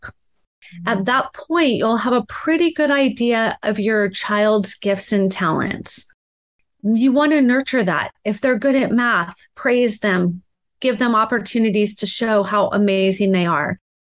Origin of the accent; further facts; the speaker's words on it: Laguna Beach, California, United States; I grew up in Laguna Beach, California, and neither of my parents went to college.